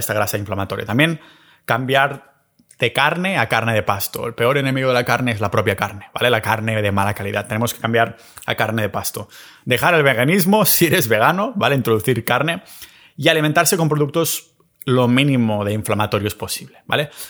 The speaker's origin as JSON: {"language": "Spanish", "area": "a village near Barcelona", "region": "Catalonia", "country": "Spain", "said": "en mi pueblo cerca de Barcelona"}